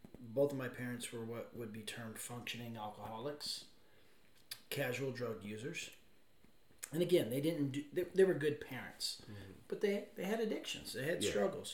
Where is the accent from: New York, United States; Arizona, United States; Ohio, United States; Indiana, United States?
Arizona, United States; I grew up in Arizona.